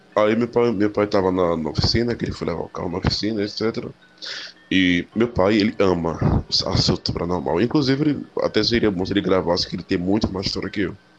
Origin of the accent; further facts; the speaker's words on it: interior of Pernambuco, Brazil; E eu voltei a morar no interior de Pernambuco, na minha cidade natal